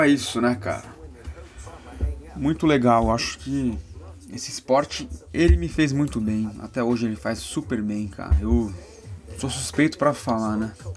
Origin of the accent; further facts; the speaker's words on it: São Paulo, Brazil; sou de São Paulo